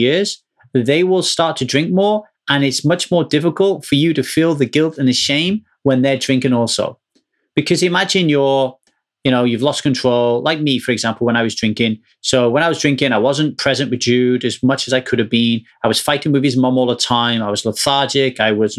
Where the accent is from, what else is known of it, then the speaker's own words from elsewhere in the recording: Ogmore Vale, Wales, United Kingdom; So when I grew up in Ogmore Vale, you had to be 18 to drink.